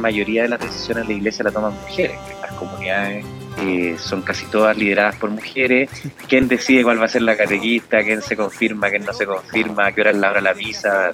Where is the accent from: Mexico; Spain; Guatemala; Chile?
Chile; Calera de Tango, Santiago Metropolitan Region; nací en Calera de Tango el año 75